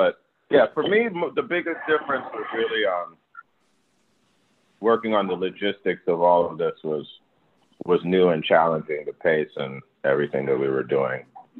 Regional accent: Maryland, United States; We're both from Maryland

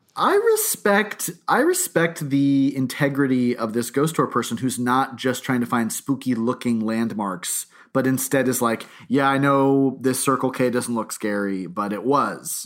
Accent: New Hampshire, United States; I grew up, I grew up in New Hampshire nearby

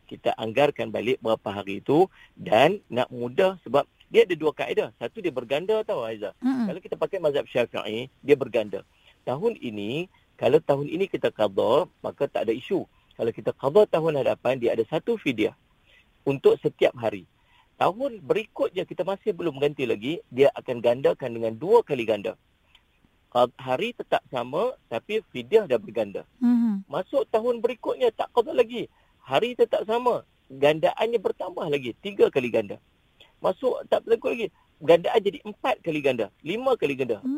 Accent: Penang, Malaysia; saya orang Pinang

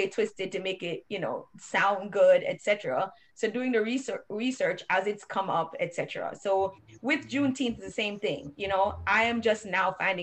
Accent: Jamaica; now in United States; we, from Jamaica

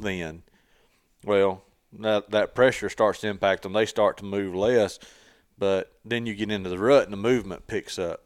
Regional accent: Tennessee, United States; I grew up hunting in Tennessee

